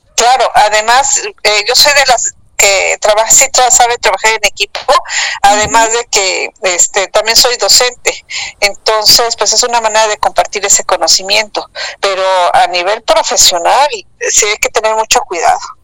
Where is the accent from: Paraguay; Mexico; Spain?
Mexico; Mexico City; moved away as an adult; now in Cancún, Mexico; yo nací en el Distrito Federal y soy hija de madre española